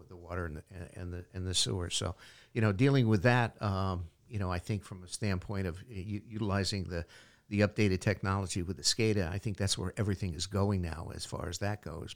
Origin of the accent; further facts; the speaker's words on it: Portland, Connecticut, United States; the town of Portland, my hometown